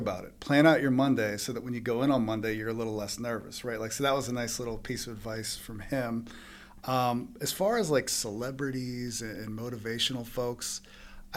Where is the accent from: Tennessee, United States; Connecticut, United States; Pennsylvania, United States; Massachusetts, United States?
Pennsylvania, United States; Baldwin; I'm from Baldwin, but my dad's family's from Bloomfield